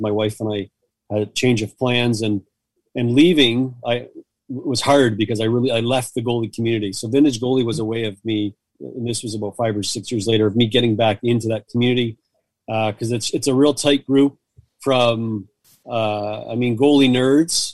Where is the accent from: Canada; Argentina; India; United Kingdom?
Canada; Hamilton, Ontario; moved away as an adult; now in Ottawa, Canada; growing up in Hamilton, Southern Ontario